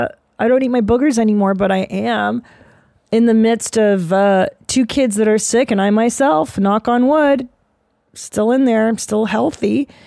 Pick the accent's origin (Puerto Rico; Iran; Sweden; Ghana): Sweden; English is a second language; I grew up in Sweden with hippie/new-agey parents.